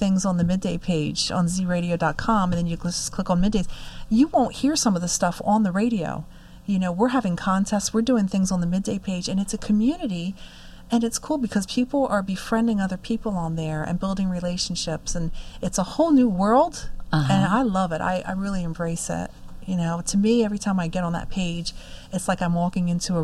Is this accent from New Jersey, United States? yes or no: yes; New Jersey, United States; I'm from Jersey